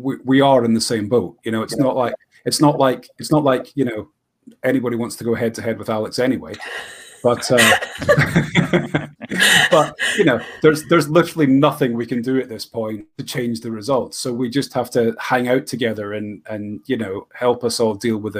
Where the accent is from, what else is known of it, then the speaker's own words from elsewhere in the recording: Scotland, United Kingdom; Yeah, I'm Scottish.